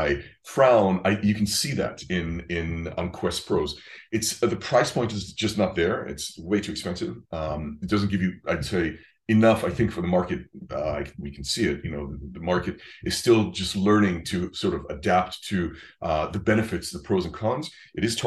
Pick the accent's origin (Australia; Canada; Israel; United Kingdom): Israel; moved away; I'm from Israel originally